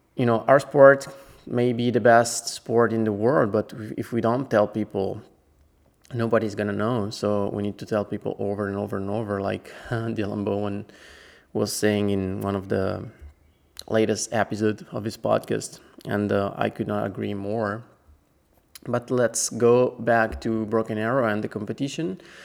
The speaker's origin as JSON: {"language": "English", "country": "Italy", "said": "I'm actually from Italy"}